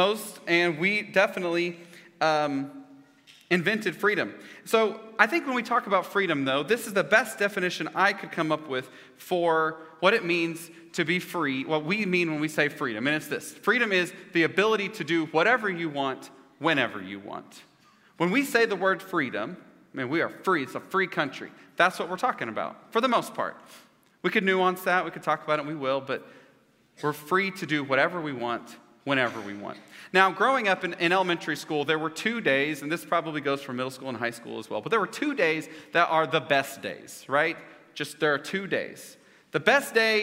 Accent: Edmond, Oklahoma, United States; I grew up in Edmond Public School District

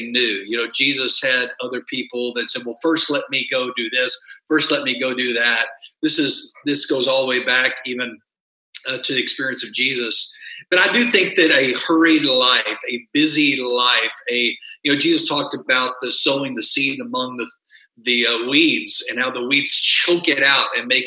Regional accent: West Texas, United States; I grew up in a farming community in West Texas where everything was flat

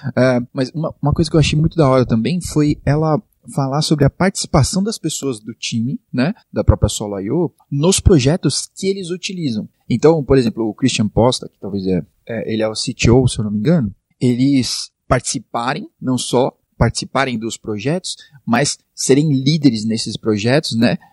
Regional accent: Brazil; a gente é brasileiro

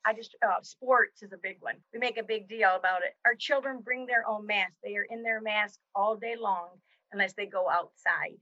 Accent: Jackson, United States; also born or lived in South Carolina; I moved back to my hometown in 1986

